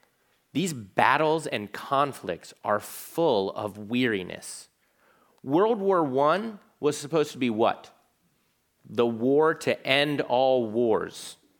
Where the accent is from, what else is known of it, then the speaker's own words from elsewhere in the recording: Virginia Beach, Virginia, United States; because I'm from Virginia Beach, Virginia. Half of it's Navy. Half of my church growing up was Navy.